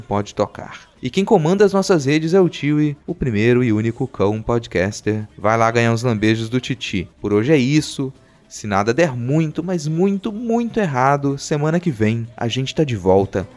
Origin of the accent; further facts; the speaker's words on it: Brazil; o lugar onde eu nasci